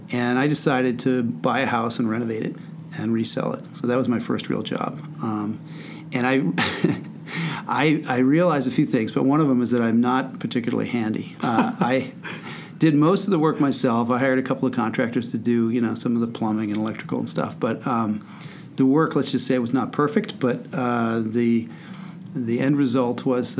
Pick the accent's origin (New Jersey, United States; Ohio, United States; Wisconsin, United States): New Jersey, United States; Wyckoff; I grew up in Wyckoff, New Jersey, which is in northern New Jersey, about 20 miles from the George Washington Bridge